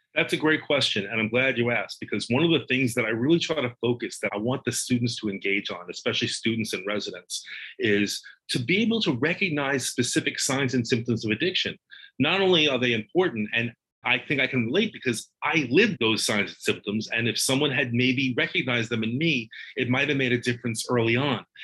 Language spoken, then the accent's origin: English; Long Island, New York, United States; I grew up in Long Island.